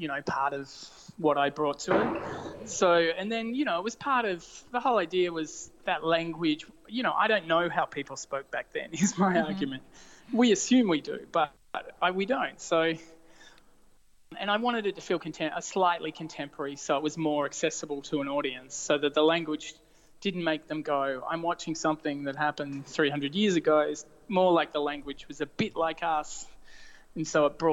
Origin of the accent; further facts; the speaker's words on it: Australia; I'm Australian